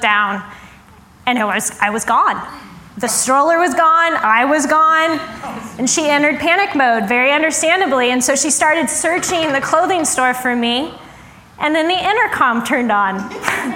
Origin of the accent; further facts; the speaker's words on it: Denver, Colorado, United States; I am from Denver.